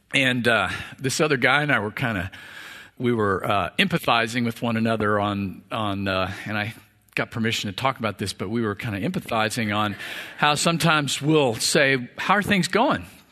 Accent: Missouri, United States; now in Texas, United States; I was born in Missouri

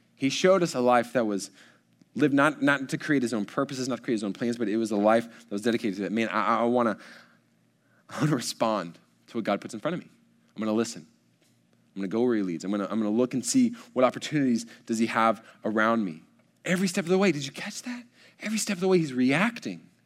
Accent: College Station, Texas, United States; I was born in College Station. I've lived here the entirety of my days

